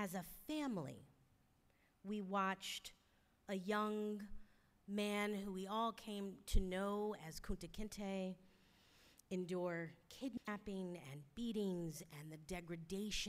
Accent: Philadelphia, Pennsylvania, United States; I'm a Philadelphian. So I always rep Philly wherever I go

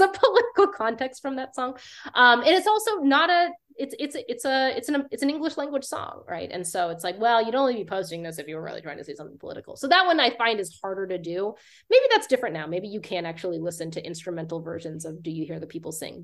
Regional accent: Lakewood, Colorado, United States; I grew up in Lakewood, Colorado, um, uh, which is like a suburb of Denver

